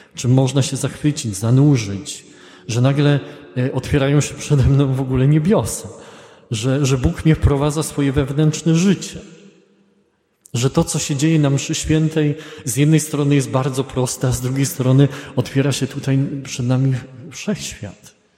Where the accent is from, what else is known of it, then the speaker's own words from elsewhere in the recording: Poland; z Polski